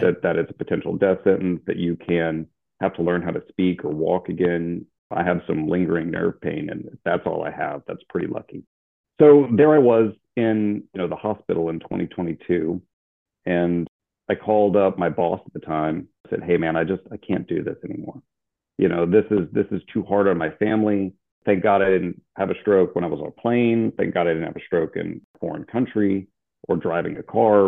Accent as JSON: {"language": "English", "region": "Louisiana", "country": "United States", "also_born_or_lived": "Alabama / Hawaii", "moved": "as an adult", "lives_now": "San Antonio, United States", "said": "I'm originally from Louisiana, but I was looking forward to getting out of the state"}